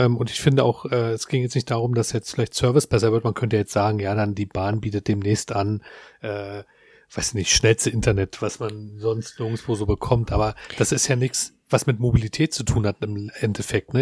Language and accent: German; Berlin, Germany; wir als Berliner